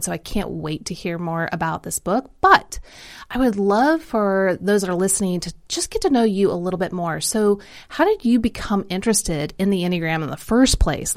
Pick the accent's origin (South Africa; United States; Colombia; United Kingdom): United States; Kansas City; accent: Midwestern; I grew up in Kansas City, so it's very Mid, Midwestern accent